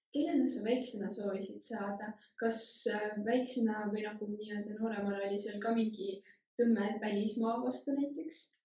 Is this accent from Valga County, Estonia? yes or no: yes; Valga County, Estonia; tulen Valgamaalt